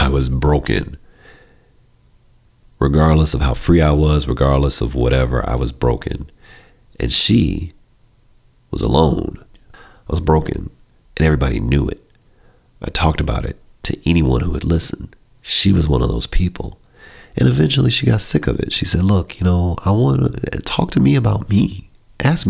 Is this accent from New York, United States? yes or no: no; Chicago, Illinois, United States; we're both from Chicago